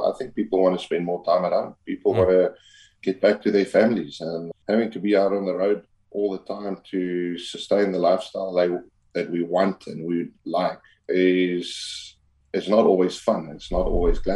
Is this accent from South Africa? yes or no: yes; South Africa